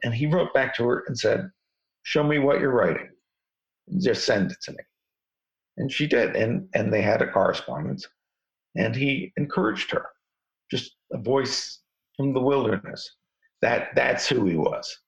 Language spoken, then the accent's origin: English; New York City, New York, United States; I grew up in New York City